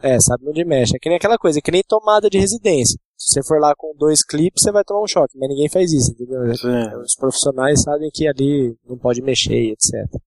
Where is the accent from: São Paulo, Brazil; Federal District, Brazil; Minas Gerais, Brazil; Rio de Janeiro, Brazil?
São Paulo, Brazil; Campinas; nós somos da cidade de Campinas